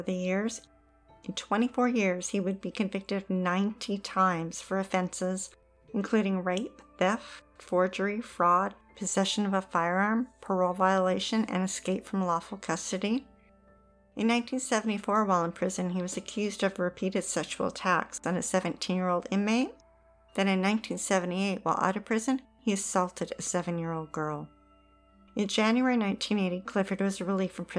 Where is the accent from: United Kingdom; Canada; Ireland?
Canada; Lower Mainland, British Columbia; The P&E was a rite of passage every August for any child growing up in the Lower Mainland